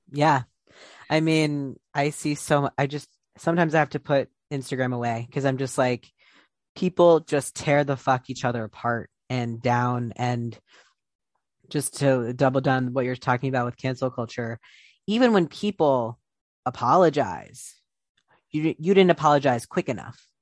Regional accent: Ohio, United States; I'm from Ohio

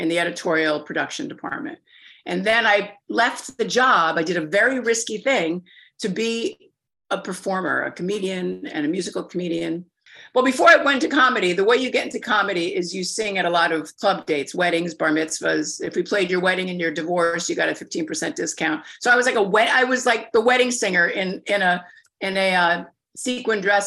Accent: Westchester, New York, United States; now in New York City, United States; I was raised in Westchester, about a half an hour from the city

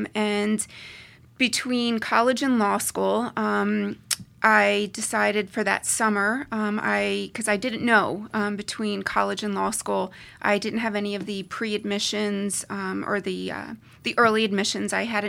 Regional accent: Pennsylvania, United States; also born or lived in New Jersey / New York / Colorado; So I grew up in Pennsylvania, in New Jersey, in New York, and then I also spent a little bit of time in Colorado.

